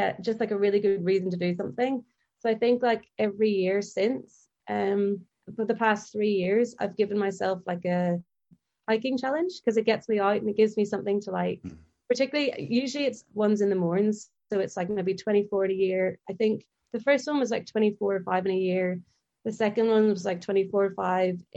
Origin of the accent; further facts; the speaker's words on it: near the Mourne Mountains, Northern Ireland, United Kingdom; also born or lived in England; I'm from kind of near the Mourne Mountains in Northern Ireland. So my family kind of lived down that area, and we've been able to see the mountains for years, just since we've lived there from our kitchen